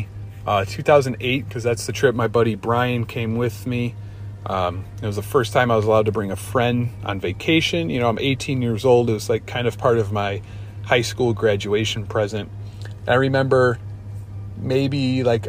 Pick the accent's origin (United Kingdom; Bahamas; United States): United States; Chicago, Illinois; I'm from Chicago